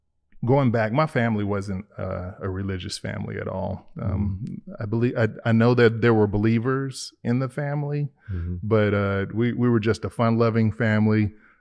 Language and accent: English; Chicago, Illinois, United States; I'm originally from Chicago, Illinois.